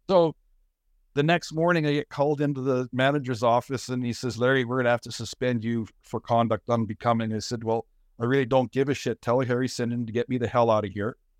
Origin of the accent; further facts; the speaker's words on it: Saskatoon, Saskatchewan, Canada; also born or lived in Winnipeg; I grew up in Saskatoon. I was born in Saskatoon